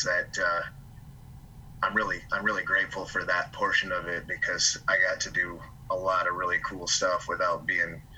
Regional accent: West Michigan, United States; born and raised in West Michigan.

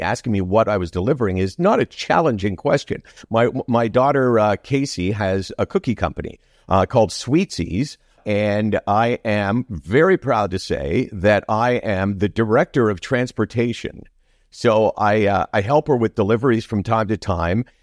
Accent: Toronto, Ontario, Canada; that's my upbringing all the way in Toronto. I've never lived anyplace else.

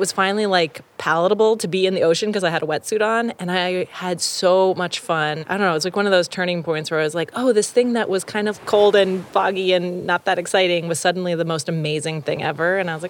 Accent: San Francisco, California, United States; I grew up in the Richmond district of San Francisco. So, you know, the ocean's only like 2 miles away

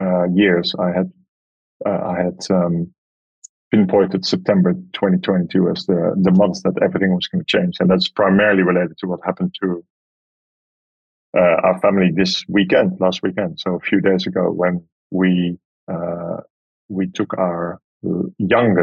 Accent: Amsterdam, North Holland, Netherlands; moved away; staying in a camper van in the pouring rain in my hometown

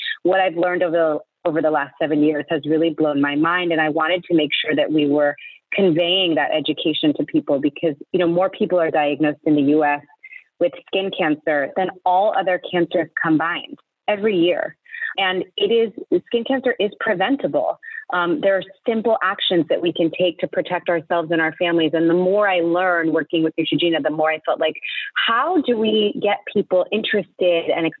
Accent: East Coast, United States; I grew up on the East Coast

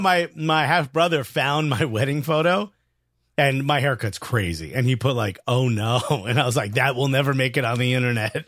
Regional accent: New York, United States; I'm from New York.

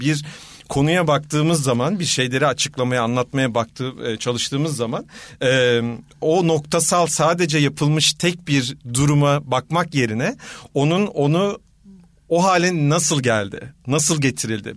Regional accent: Istanbul, Turkey; moved away as an adult; now in Ankara, Turkey; ben bir İstanbulluyum aslen

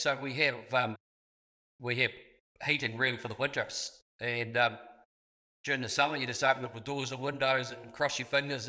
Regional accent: Southland, New Zealand; I was born in Southland

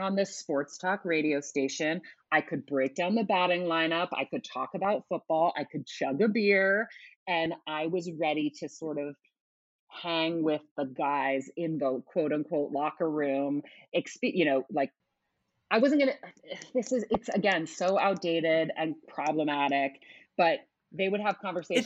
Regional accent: Oakland, California, United States; now in New York, United States; I grew up in Oakland, California

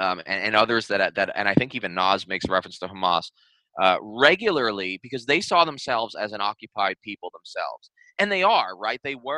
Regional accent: New York City, New York, United States; I'm from Staten Island.

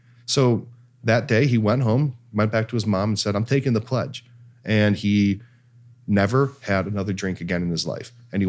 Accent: Ireland; That's culturally insensitive. I'm Irish.

